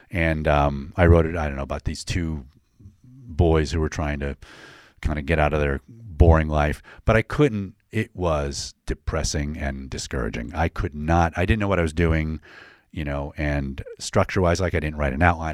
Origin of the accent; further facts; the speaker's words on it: DeWitt, New York, United States; I grew up in, uh, Syracuse, a suburb of Syracuse, DeWitt, New York.